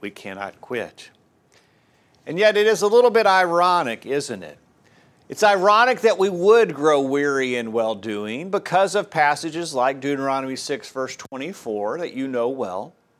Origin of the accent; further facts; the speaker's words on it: Tennessee, United States; And I grew up mostly over in East Tennessee where it's hilly.